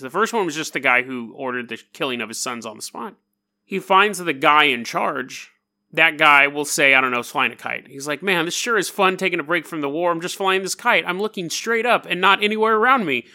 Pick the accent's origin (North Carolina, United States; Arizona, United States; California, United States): California, United States; California, my home state